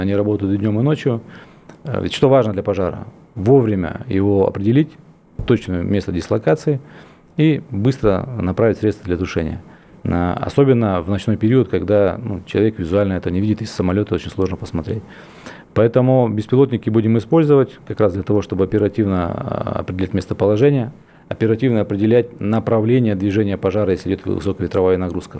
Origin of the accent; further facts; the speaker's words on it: Tyumen, Tyumen Oblast, Russia; Я сам тюменец, я родился, вырос, вырос в Тюмени